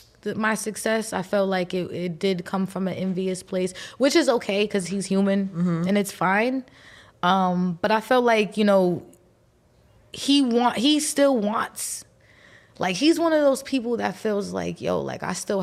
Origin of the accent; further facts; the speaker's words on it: East Coast, United States; we're both from the East Coast